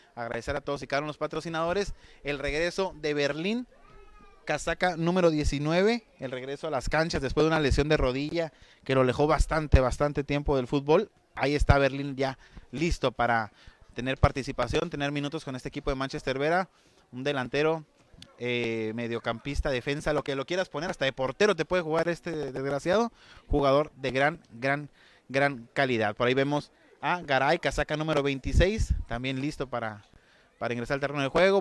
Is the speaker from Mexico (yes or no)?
yes; San Luis Río Colorado, Sonora, Mexico; Nosotros venimos de San Luis Río Colorado, Sonora